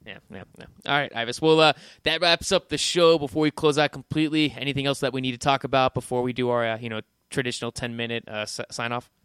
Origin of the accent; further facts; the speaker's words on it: Scottsdale, Arizona, United States; also born or lived in Phoenix, Arizona; I'm born and raised in Arizona. I live in downtown Phoenix